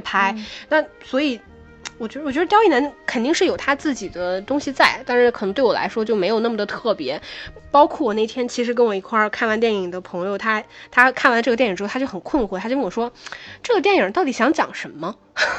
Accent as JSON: {"language": "Chinese", "region": "Northeast China", "country": "China", "said": "因为我是东北人"}